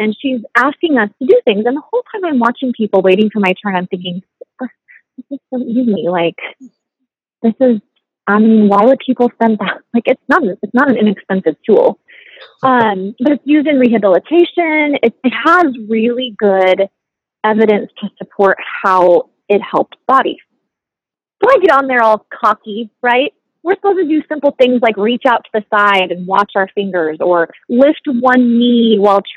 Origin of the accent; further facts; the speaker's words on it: United States; We're both from the States.